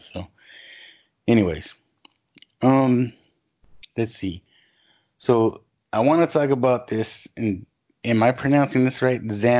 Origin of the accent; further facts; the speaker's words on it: California, United States; born there; Like I said, I was born in California, but I'll defend San Antonio till I die, you know?